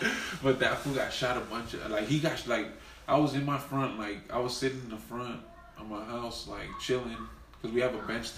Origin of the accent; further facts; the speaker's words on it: Los Angeles, California, United States; now in Compton, United States; I grew up in South Central.